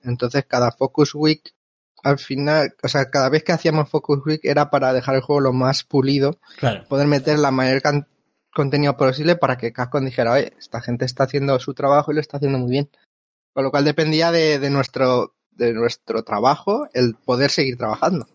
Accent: Albacete, Castilla-La Mancha, Spain; moved away as an adult; also born or lived in Japan; now in Vancouver, Canada; de dónde vengo, soy de, Albacete

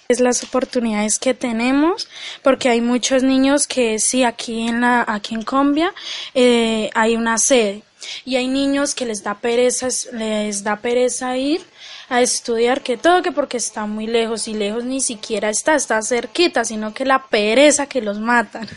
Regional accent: Tienda Nueva, Valle del Cauca, Colombia; also born or lived in Medellín; soy del corregimiento de Tienda Nueva y vengo desde Medellín

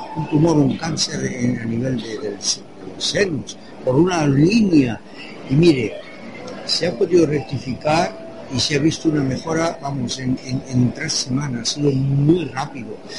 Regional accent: Toulouse, Occitania, France; now in Spain; Yo no soy de aquí, yo soy de Toulouse, de Francia.

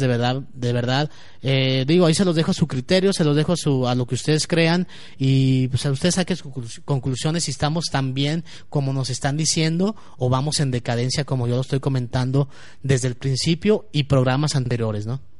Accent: Guadalajara, Jalisco, Mexico; hablo por mí, por todos los tapatíos

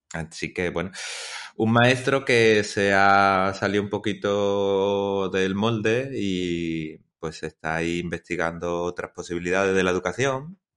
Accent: Chipiona, Andalusia, Spain; aquí en mi pueblo, en Chipiona

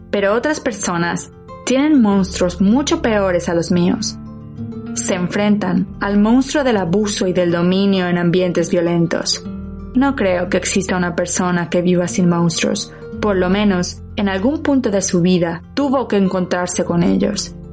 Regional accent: Mexico; Para los españoles, mi acento es mexicano. Para los mexicanos, sueno cada vez más como los españoles.

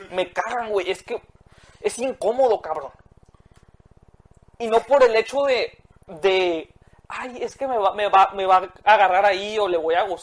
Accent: Mexico; soy mexicano, estoy orgulloso de ser mexicano.

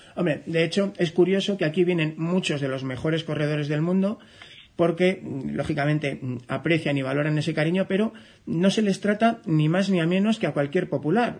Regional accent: Navarre, Spain; yo soy navarro

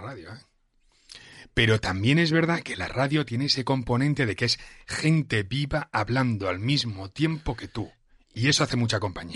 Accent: Catalonia, Spain; moved away as an adult; now in Madrid, Spain; Yo cuando llegué aquí como, joven catalán

